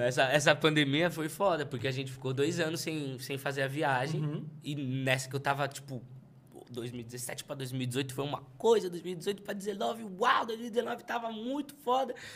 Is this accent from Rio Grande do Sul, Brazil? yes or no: no; São Paulo, Brazil; eu sou de Pirituba.